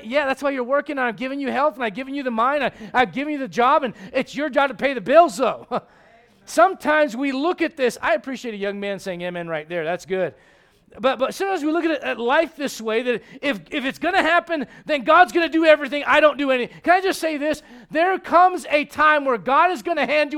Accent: United States; as an American

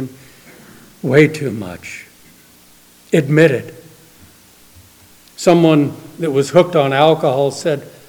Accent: New Orleans, Louisiana, United States; moved away; Every few years I go back to my hometown in New Orleans

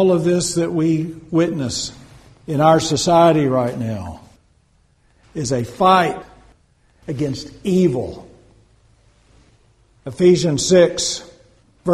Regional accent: United States; as American Christians

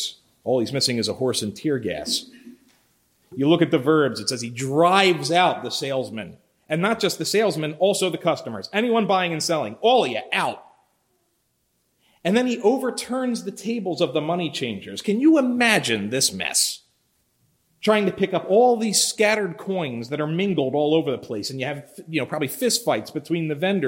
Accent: Philadelphia, Pennsylvania, United States; Growing up in Philly, I lived not far from the Boulevard, Roosevelt Boulevard

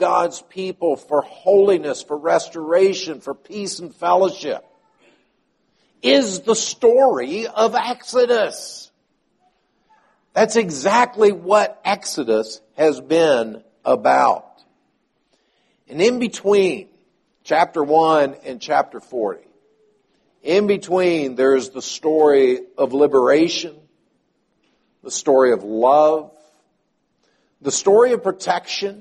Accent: the South, United States; I was born and sort of raised in the South

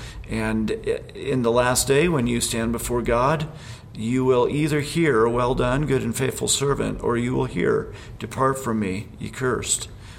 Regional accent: Indiana, United States; also born or lived in Alabama / Pennsylvania; now in Utah, United States; Where I grew up in Indiana and in Alabama and Pennsylvania, where I first was in ministry

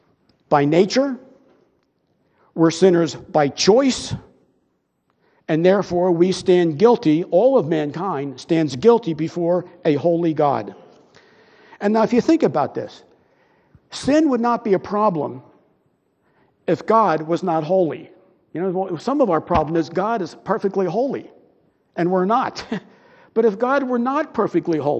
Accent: Broomall, Pennsylvania, United States; I grew up in Broomall, and our house was on Westchester Pike

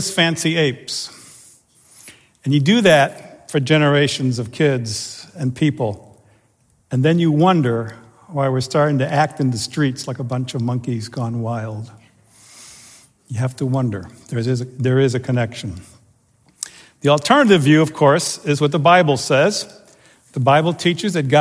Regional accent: Chicago, Illinois, United States; accent: Chicago; first language German; also born or lived in Cologne, Germany; I was born in Cologne, Germany, but at 2-3 months old, my parents emigrated, and I grew up in Chicago

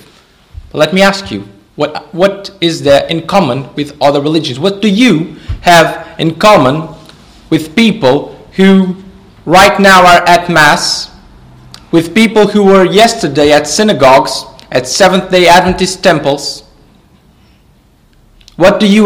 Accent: Portugal; I'm from Portugal

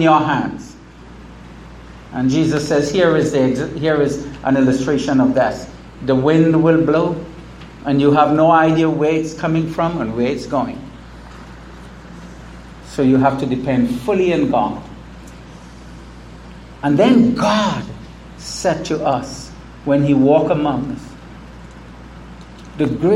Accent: United States; the United States, my home country, here in St. Martin

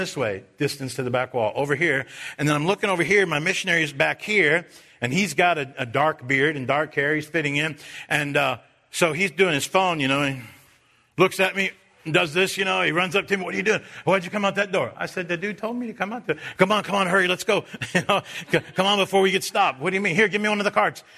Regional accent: United States; I'm an American

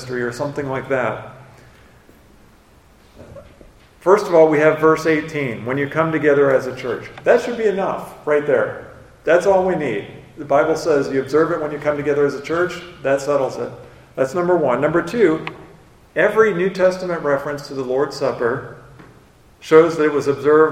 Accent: United States; I grew up on the Mississippi River

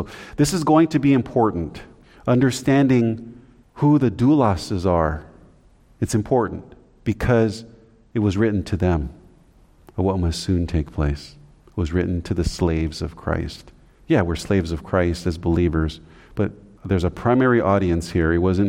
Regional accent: Philippines; We have some, we're from the Philippines, some of us. That's an island.

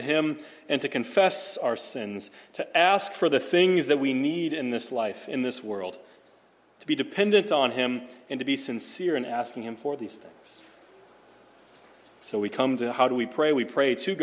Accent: Nebraska, United States; now in Phoenix, United States; growing up in Nebraska

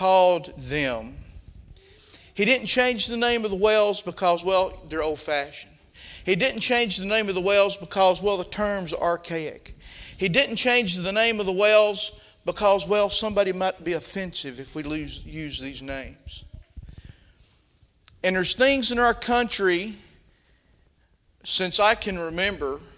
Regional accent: the South, United States; accent: southern; My southern accent

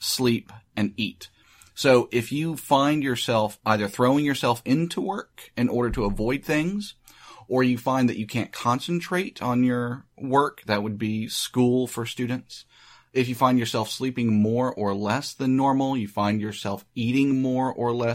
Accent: United States; I'm American

